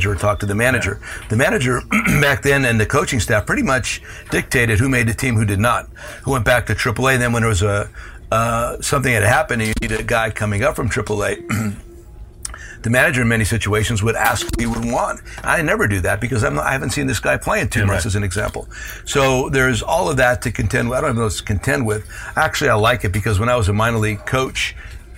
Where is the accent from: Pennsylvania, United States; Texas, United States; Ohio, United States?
Pennsylvania, United States; Hazleton; the cultures of my hometown, Hispanic and Anglo